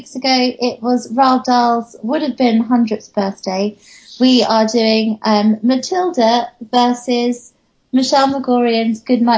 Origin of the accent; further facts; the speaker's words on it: England, United Kingdom; I'm just English. I don't, and it's ridiculous because I am so English